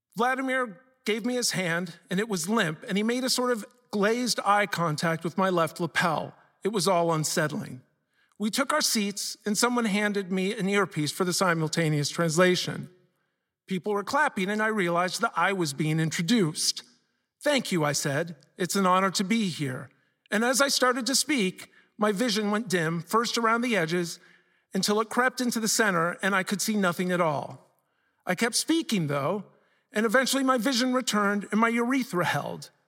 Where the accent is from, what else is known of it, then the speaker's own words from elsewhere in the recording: Columbus, Ohio, United States; I grew up in Columbus, Ohio.